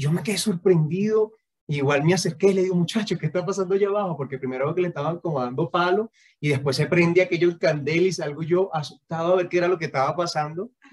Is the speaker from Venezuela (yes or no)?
yes; Venezuela; moved away as an adult; como venezolanos